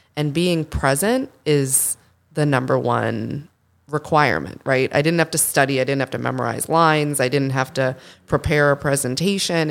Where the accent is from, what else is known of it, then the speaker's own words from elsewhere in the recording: Boston, Massachusetts, United States; I'm from Boston